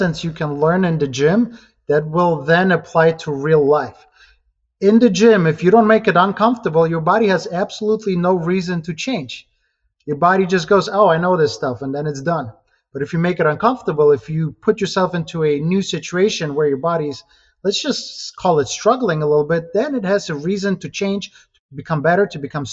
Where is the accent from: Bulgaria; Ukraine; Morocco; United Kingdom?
Ukraine; English is a second language; moved away as an adult; also born or lived in Germany; now in United States; I was born in Ukraine, and about 11 or so years, I immigrated to America